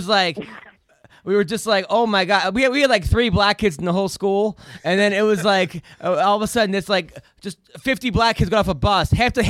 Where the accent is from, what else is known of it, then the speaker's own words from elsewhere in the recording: Oceanside, New York, United States; I grew up in Oceanside